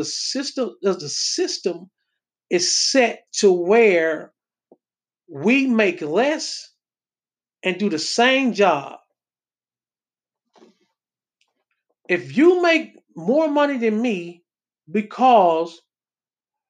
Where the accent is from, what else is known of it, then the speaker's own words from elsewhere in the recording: Texas, United States; I come from Texas.